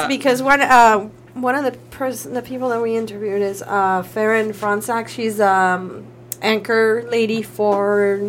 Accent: Ciudad Juárez, Chihuahua, Mexico; moved away as an adult; also born or lived in Chicago; now in El Paso, United States; Yeah, I was born and raised in Juarez, and then I just went to college.

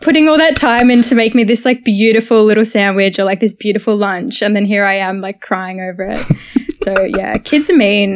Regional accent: Sunbury, Victoria, Australia; also born or lived in Carlton, Melbourne; now in Melbourne, Australia; born in literally Carlton, grew up in Sunbury my whole life

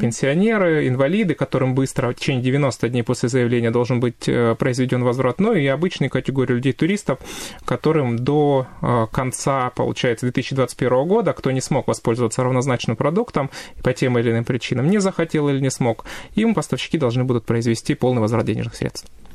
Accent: Stavropol Krai, Russia; я коренной житель Ставропольского края, 30 лет уже здесь живу

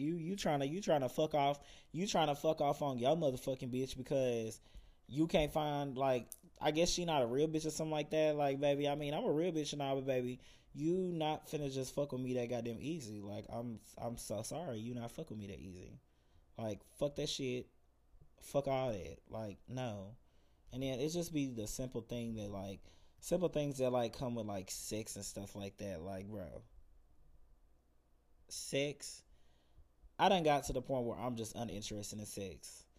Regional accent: Gainesville, Florida, United States; This guy actually was from my hometown in Gainesville, Florida as well.

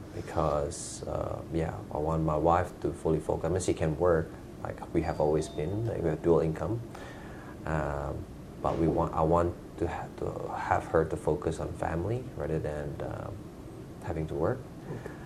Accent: Jakarta, Indonesia; now in Perth, Australia; I'm originally from Jakarta, Jordan's cousin. I moved to Australia back in uh, 2002

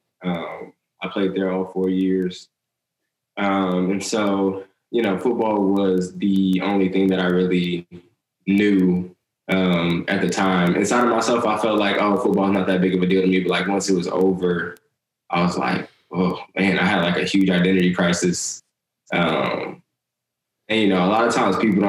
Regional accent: San Antonio, Texas, United States; also born or lived in Abilene, Texas; now in Houston, United States; I'm based in Houston, Texas, but I'm originally from San Antonio.

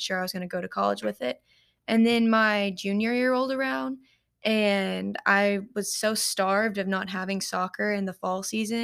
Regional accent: Paducah, Kentucky, United States; I was born and raised here in Paducah, Kentucky

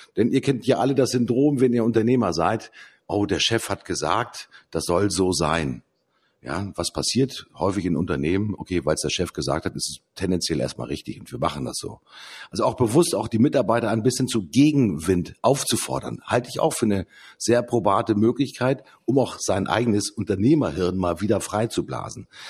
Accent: Hamburg, Germany; bei uns in Hamburg

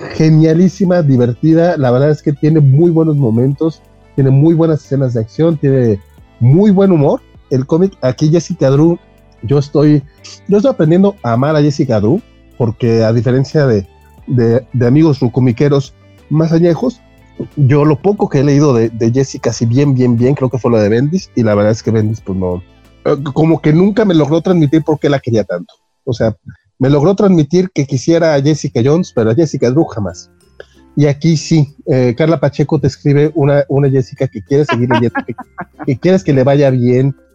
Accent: Mexico

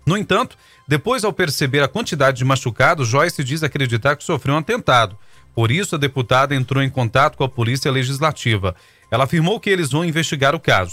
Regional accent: Brazil; nós que somos brasileiros

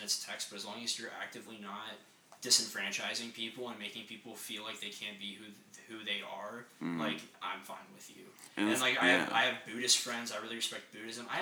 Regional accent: Apex, North Carolina, United States; I was from Apex

